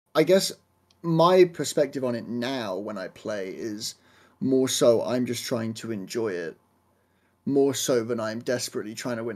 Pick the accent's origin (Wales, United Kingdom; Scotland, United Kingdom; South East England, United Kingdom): South East England, United Kingdom; Southampton; I am from Southampton in, uh, the United Kingdom in England.